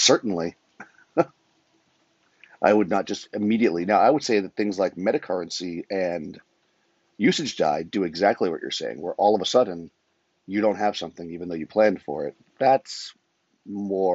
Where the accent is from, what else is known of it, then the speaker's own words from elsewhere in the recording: Massachusetts, United States; moved away; also born or lived in New York / Florida; I'm from Massachusetts originally.